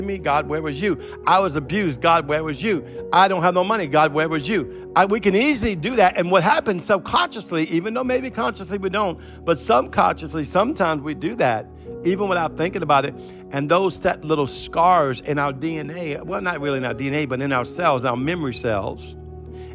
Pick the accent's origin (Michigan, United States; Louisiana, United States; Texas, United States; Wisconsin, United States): Louisiana, United States; New Orleans; I'm from New Orleans. It's a party city. We used to party every weekend